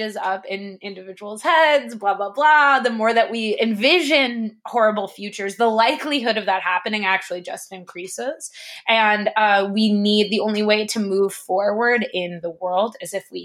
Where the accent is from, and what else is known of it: United States